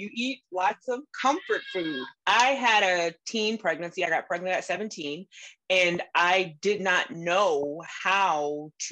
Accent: Southern Virginia, United States; I grew up in Southern Virginia with a very Southern typical cuisine all the time

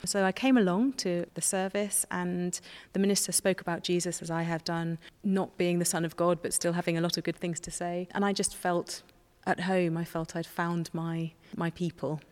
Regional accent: Somerset, South West England, United Kingdom; I grew up in Somerset and I wasn't christened

